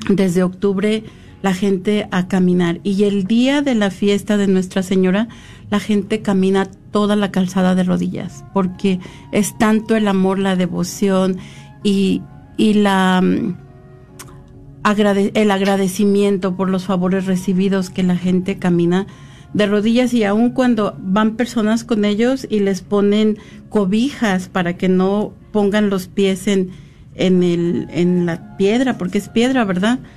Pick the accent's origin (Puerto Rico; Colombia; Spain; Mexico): Mexico; San Luis Potosí; yo también quiero aprovechar porque yo soy de San Luis Potosí, México, y en San Luis Potosí tenemos este casi toda la estructura de nuestros edificios es de cantera rosa